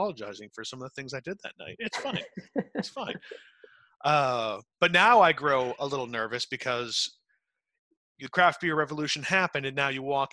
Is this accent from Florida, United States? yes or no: no; Utica, New York, United States; moved away; also born or lived in North Carolina; I grew up in Utica, New York